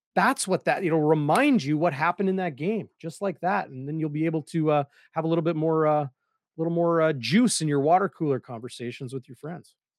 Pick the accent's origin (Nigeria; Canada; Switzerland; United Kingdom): Canada; Winnipeg, Manitoba; when I was a kid growing up in Saint James